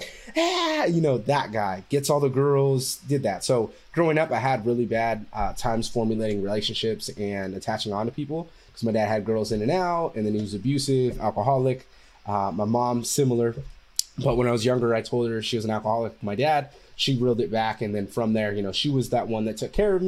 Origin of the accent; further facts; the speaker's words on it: Fresno, California, United States; moved away as an adult; also born or lived in San Diego; I'm from Fresno, California